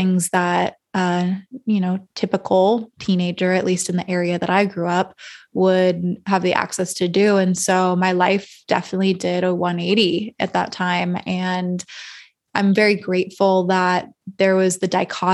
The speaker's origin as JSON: {"language": "English", "town": "Calabasas", "region": "California", "country": "United States", "tie": "born or raised there", "moved": "yes", "lives_now": "Austin, United States", "said": "I grew up in Northern LA County and Agora, like Westlake, Calabasas area"}